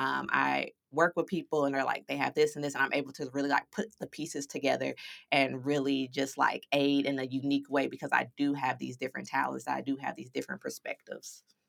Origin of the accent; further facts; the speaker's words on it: St. Louis, Missouri, United States; moved away as an adult; now in San Diego, United States; I was born and raised in Saint Louis, Missouri, but I now reside in sunny San Diego